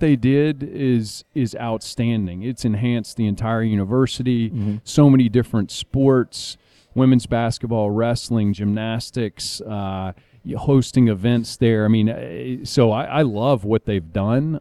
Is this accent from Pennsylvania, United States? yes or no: no; Raleigh, North Carolina, United States; born or raised there